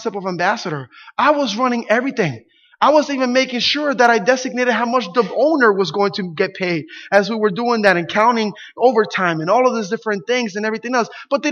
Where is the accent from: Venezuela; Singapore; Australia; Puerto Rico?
Puerto Rico; English is a second language; moved away; when we lived in Puerto Rico, it was back in the 80s, and our rent was $15 a month